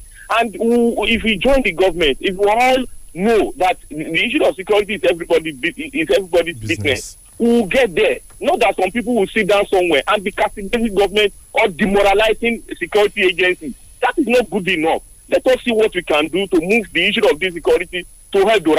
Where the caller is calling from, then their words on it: Abuja, Federal Capital Territory, Nigeria; I'm calling from Abuja.